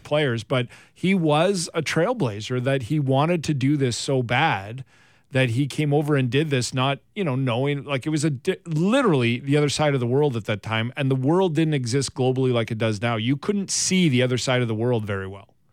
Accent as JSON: {"language": "English", "region": "Alberta", "country": "Canada", "tie": "born or raised there", "said": "I grew up in, in Alberta, in Western Canada"}